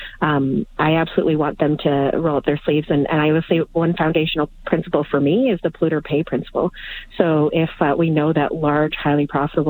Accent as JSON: {"language": "English", "region": "northern Alberta", "country": "Canada", "tie": "born or raised there", "moved": "yes", "lives_now": "Edmonton, Canada", "said": "I grew up in Canuso, a very small, it's a hamlet, in fact, in northern Alberta."}